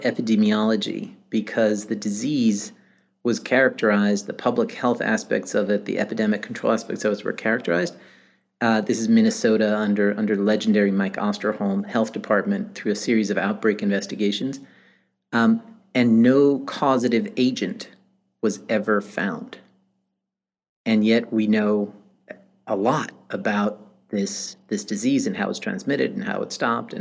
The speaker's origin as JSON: {"language": "English", "country": "Iran", "tie": "born or raised there", "also_born_or_lived": "New York City", "moved": "yes", "said": "I grew up in Iran"}